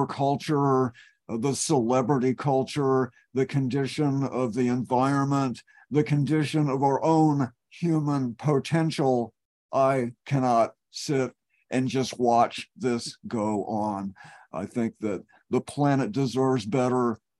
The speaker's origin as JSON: {"language": "English", "region": "Texas", "country": "United States", "moved": "as an adult", "lives_now": "Eugene, United States", "said": "I've lived here in Eugene for 30 years. I'm a refugee from Texas."}